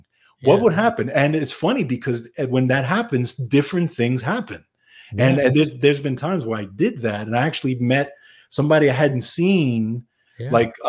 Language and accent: English; New York City, New York, United States; We're both New Yorkers, right? We grew up in New York City.